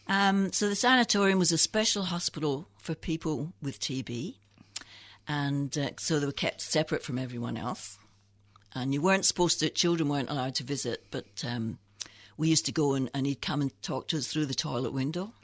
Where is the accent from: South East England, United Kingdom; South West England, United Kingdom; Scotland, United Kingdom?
Scotland, United Kingdom; moved away as an adult; also born or lived in England; when I was fourteen, my father got T B and we had to move back to Scotland.